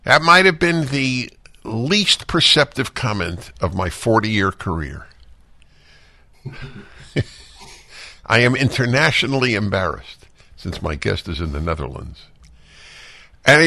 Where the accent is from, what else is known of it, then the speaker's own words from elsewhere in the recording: New York City, New York, United States; where I grew up in Brooklyn